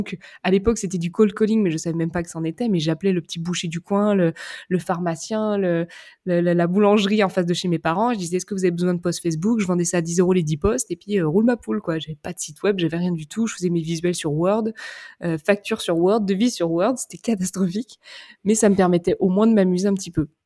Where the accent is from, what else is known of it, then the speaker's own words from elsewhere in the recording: Saint-Jean-de-Monts, Pays de la Loire, France; moi, je suis née dans un petit bled en Vendée, à Saint-Jean-de-Mont précisément